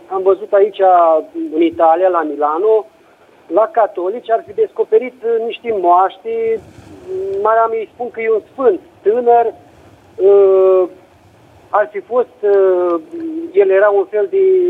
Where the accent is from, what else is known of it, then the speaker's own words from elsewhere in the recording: Romania; now in Italy; la noi în țară